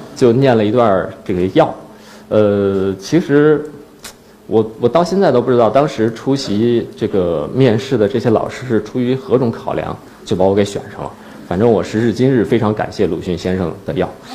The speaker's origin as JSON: {"language": "Chinese", "region": "Northeast China", "country": "China", "moved": "yes", "lives_now": "Beijing, China", "said": "我是东北人"}